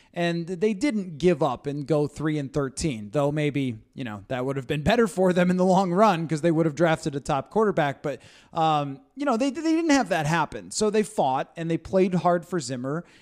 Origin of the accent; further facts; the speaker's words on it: Buffalo, New York, United States; I grew up in Buffalo